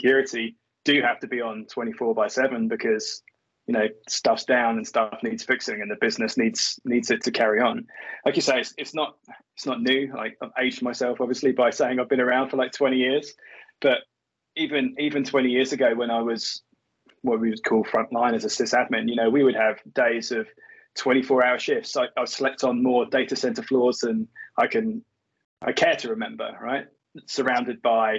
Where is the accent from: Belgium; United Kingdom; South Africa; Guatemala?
United Kingdom; England; I'm not American. I'm English.